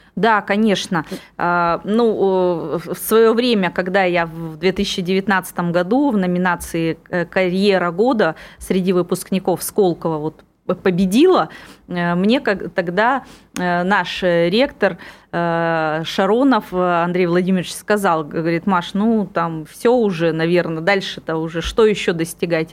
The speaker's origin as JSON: {"language": "Russian", "town": "Irkutsk", "region": "Irkutsk Oblast", "country": "Russia", "tie": "born or raised there", "also_born_or_lived": "Megion, Russia", "moved": "as an adult", "lives_now": "Moscow, Russia", "said": "вот это мой родной город, который меня полностью вырастил"}